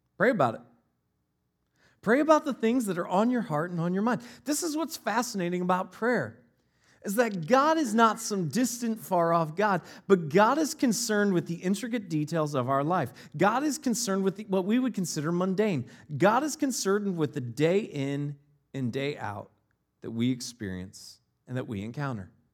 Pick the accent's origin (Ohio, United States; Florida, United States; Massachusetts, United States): Ohio, United States; Northeast; moved away; also born or lived in Northeast Wisconsin; I grew up in Northeast Ohio, and where we lived right before we moved to Northeast Wisconsin